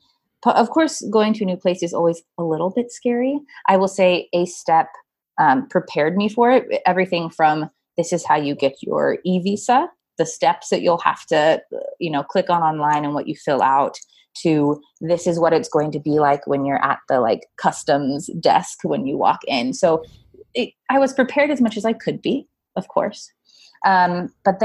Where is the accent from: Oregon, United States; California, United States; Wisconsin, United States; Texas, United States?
California, United States; moved away as an adult; now in New York, United States; I born and raised in California, went to school in California.